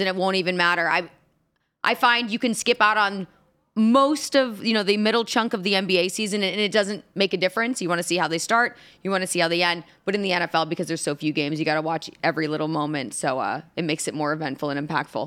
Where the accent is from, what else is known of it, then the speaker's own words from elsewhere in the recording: Indianapolis, Indiana, United States; Indianapolis, my hometown